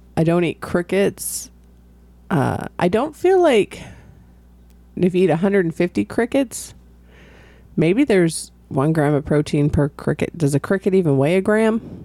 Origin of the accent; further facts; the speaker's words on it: California, United States; moved away; I'm from California